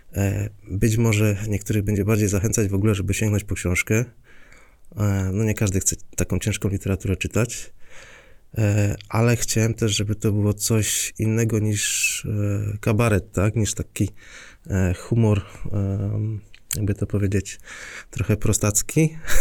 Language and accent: Polish; Silesian Voivodeship, Poland